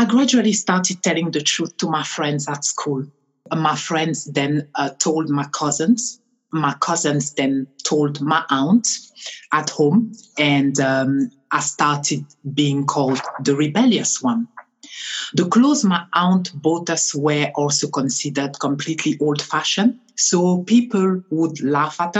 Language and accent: English; France; also born or lived in Cameroon; now in United Kingdom; I am originally from Cameroon, Africa. I grew up in France, and I'm also a French national